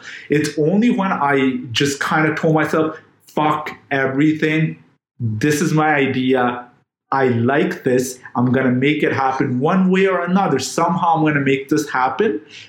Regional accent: Jamaica; I'm from Jamaica.

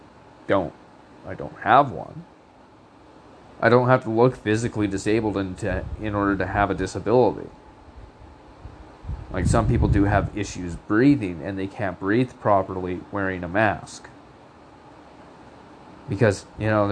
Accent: Canada; as a Canadian

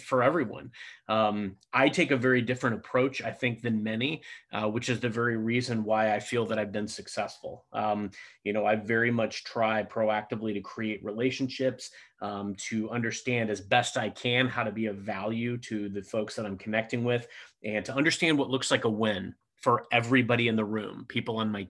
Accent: Cape Girardeau, Missouri, United States; moved away as an adult; now in St. Louis, United States; I grew up in Cape Girardeau, Missouri

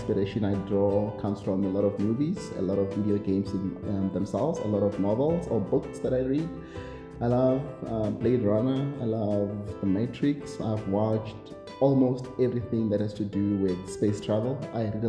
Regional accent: South Africa; I'm a South African, I am based in SA

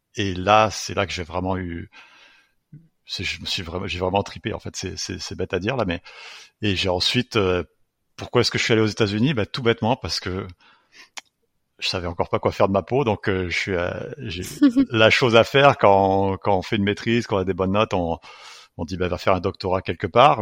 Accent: France; moved away; j'ai grandi en France.

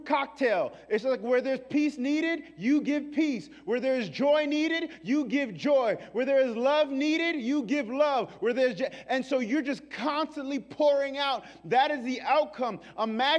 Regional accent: New York, United States; I'm from New York

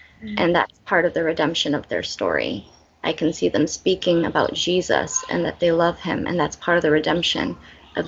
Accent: Belize; born or raised there

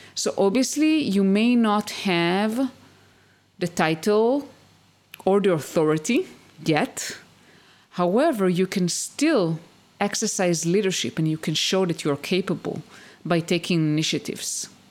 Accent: Israel; moved away as an adult; also born or lived in United States; I used to live in the US and we moved back to my home country, to Israel.

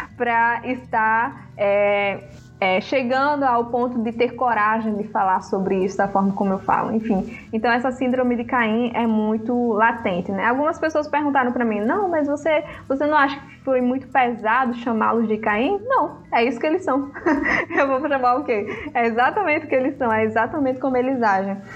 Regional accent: Brazil; also born or lived in Africa; eu fui criada aqui no Brasil, né? Mas ao mesmo tempo é, eu nasci lá

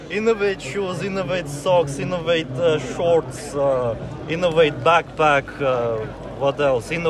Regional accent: Latvia; English is a second language; moved away as an adult; now in United Kingdom; I'm from Latvia, but uh, living in UK like from 2012.

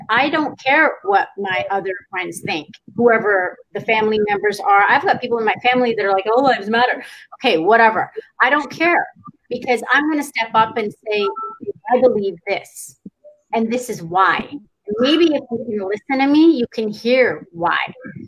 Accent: Iran; now in Canada; I'm Iranian. I'm from Iran.

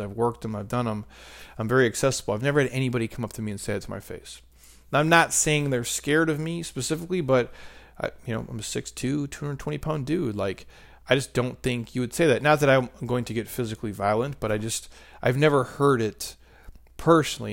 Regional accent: Midwest, United States; I'm a middle-aged, uh, married dude, and I'm from the Midwest

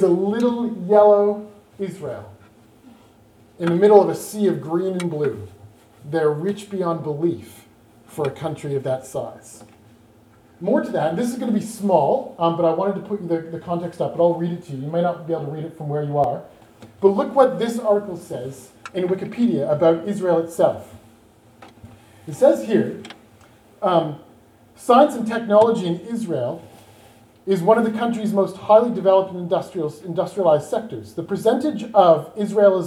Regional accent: South Australia, Australia; I come from South Australia

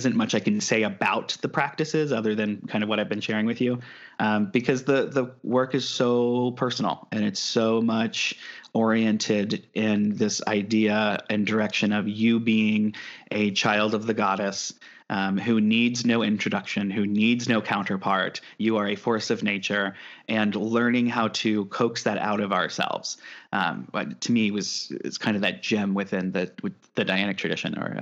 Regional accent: Midwest, United States; now in California, United States; I'm from the Midwest

